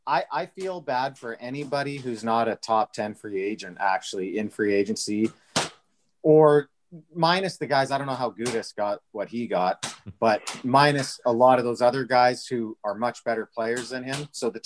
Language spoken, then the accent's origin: English; Alberta, Canada; I'm from Alberta.